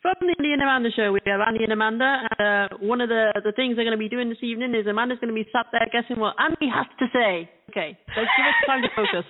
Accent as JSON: {"language": "English", "town": "Cheltenham", "region": "South West England", "country": "United Kingdom", "tie": "born or raised there", "said": "Brian Jones is buried here in my hometown"}